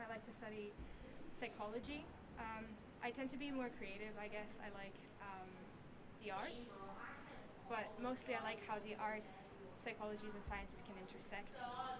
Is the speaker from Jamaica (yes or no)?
no; Bosnia & Herzegovina; also born or lived in Croatia / Brazil; So I am from Bosnia and Croatia. I lived in Brazil before coming to ASM, and I have been at ASM for 3 years, so since 10th grade.